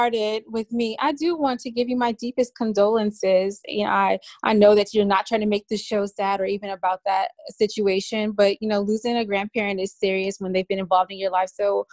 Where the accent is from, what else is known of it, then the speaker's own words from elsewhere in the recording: California, United States; I'm from Cali